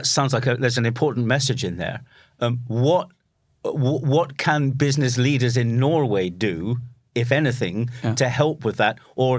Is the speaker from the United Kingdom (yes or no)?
yes; United Kingdom; Just as a footnote on that, as … the Brit, as a British guy, and you know that I spend a lot of time there still, but I love my Norwegian time.